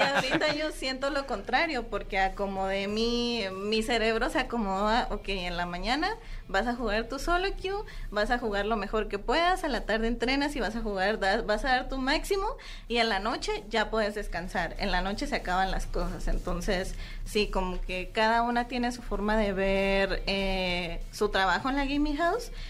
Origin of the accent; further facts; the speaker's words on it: Mexico; nosotras que somos las mexicanas